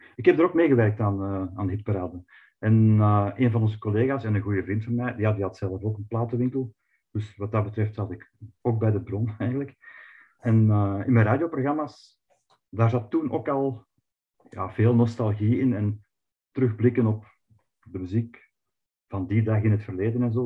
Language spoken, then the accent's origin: Dutch; Flanders, Belgium